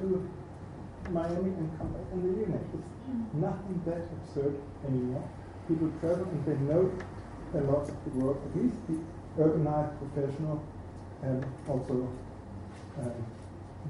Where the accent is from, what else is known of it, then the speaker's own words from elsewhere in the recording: Germany; I'm from Germany